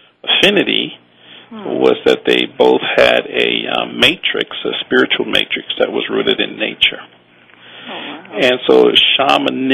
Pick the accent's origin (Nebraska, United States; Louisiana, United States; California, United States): Louisiana, United States; New Orleans; also born or lived in Austin, Texas; now in Hawaii, United States; I was born and raised in New Orleans